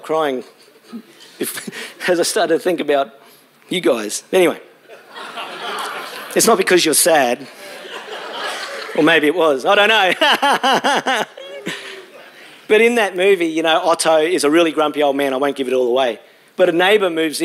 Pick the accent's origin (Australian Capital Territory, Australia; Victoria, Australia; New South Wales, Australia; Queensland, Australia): Queensland, Australia; Brisbane; moved away as an adult; also born or lived in Launceston, Tasmania / Hobart, Tasmania / Gold Coast, Queensland; I grew up in Brisbane, spent 22 years there, and then went to Tassie